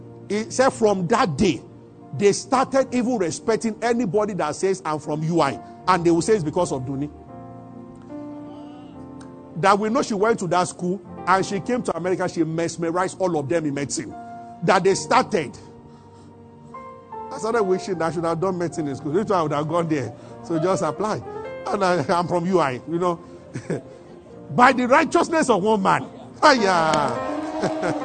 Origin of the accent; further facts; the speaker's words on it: Abuja, Federal Capital Territory, Nigeria; we grew up together in Abuja